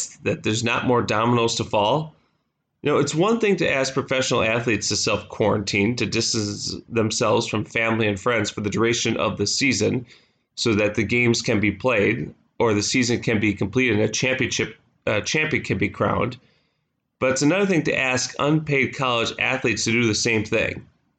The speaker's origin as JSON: {"language": "English", "region": "Wisconsin", "country": "United States", "tie": "born or raised there", "said": "It's my home state. It's a great team. It's a great program."}